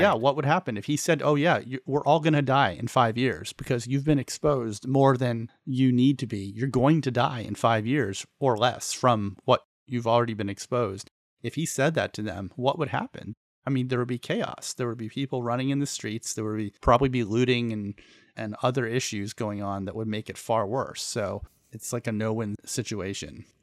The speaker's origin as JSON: {"language": "English", "country": "United States", "said": "we as American citizens"}